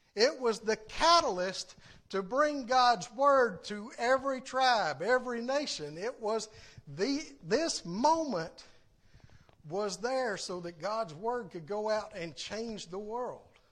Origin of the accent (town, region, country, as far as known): the South, United States